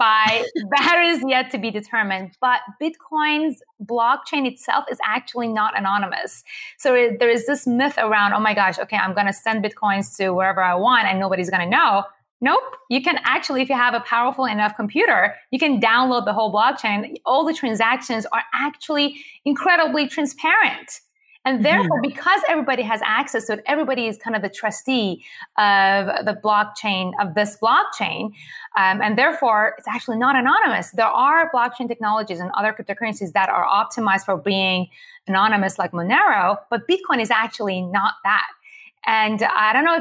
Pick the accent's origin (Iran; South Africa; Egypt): Iran; moved away; I was born and raised in Iran to a Jewish family